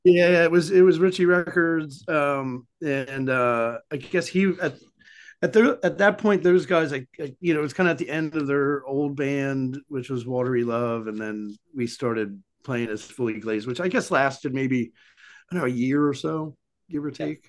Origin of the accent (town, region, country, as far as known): Souderton, Pennsylvania, United States; born or raised there; moved away as an adult; now in Philadelphia, United States